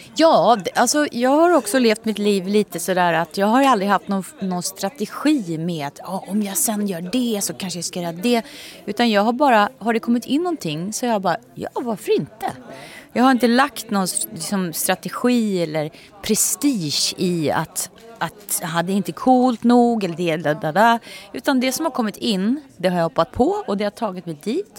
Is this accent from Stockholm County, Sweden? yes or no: no; Nyköping, Södermanland, Sweden; moved away; jag kommer från Nyköping